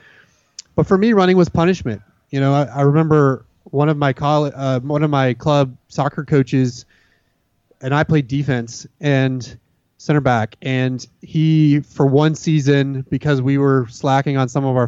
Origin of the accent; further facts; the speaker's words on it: Dallas, Texas, United States; now in Austin, United States; growing up in the Dallas-Fort Worth area